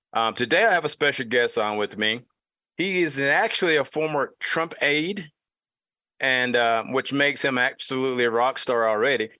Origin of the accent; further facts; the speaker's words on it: Utah, United States; since I'm from Utah